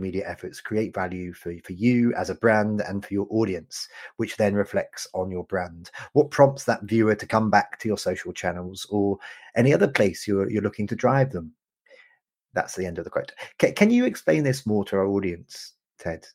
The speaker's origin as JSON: {"language": "English", "country": "United Kingdom", "said": "as a Brit"}